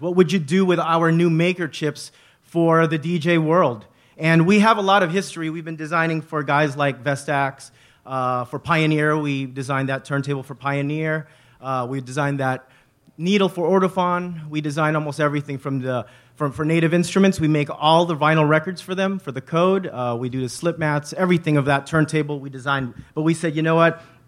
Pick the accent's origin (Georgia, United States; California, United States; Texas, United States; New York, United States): California, United States; Bay Area; We are from the Bay Area. We are raised here.